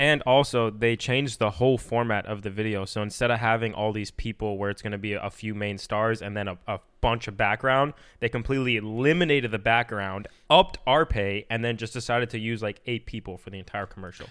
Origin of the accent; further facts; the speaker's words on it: Miami, Florida, United States; I'm from Miami, Florida